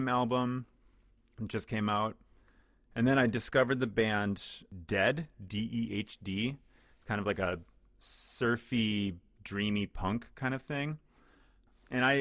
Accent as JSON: {"language": "English", "region": "southern Minnesota", "country": "United States", "lives_now": "Twin Cities, United States", "said": "Even in southern Minnesota, crazy, where I'm from, like rural areas"}